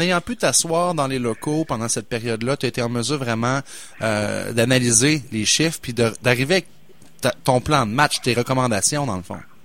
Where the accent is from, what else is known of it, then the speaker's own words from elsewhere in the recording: Quebec City, Quebec, Canada; je suis de Québec, fait que je l'ai, je l'ai vu grandir, le cinéma IMAX